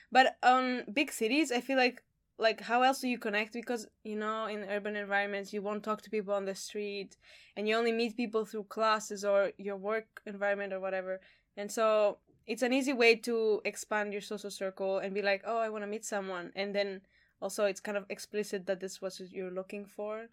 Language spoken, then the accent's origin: English; Greece; moved away; I'm from Greece